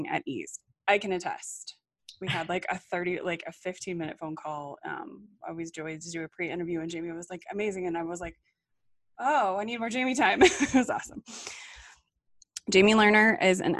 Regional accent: Colorado, United States; So I grew up in Colorado

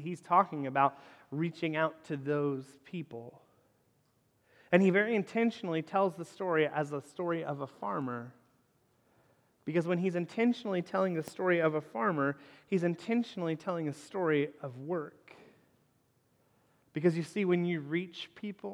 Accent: Northern Kentucky, United States; the house where I grew up in Northern Kentucky

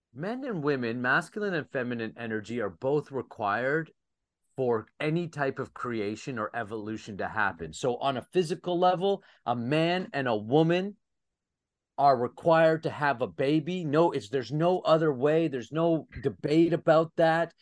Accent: Saint John, New Brunswick, Canada; my hometown in St. John, New Brunswick, Canada

